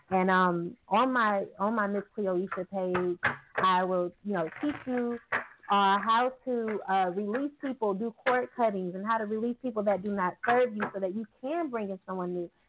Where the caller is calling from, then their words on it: Arizona, United States; I'm calling from Arizona.